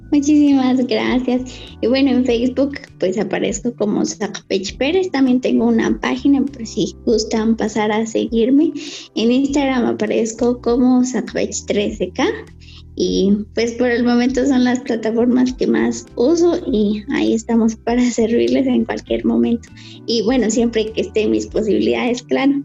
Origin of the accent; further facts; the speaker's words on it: Cajolá, Quetzaltenango, Guatemala; soy Mayamam de Cajola Quetzaltenango